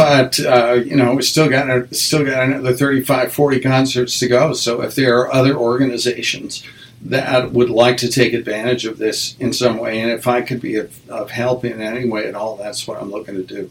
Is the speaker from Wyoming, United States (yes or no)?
yes; Wyoming, United States; moved away as an adult; also born or lived in western Nebraska / Nebraska; now in Connecticut, United States; my folks moved to Wyoming. So I went to uh, public school. I graduated from high school uh, in Wyoming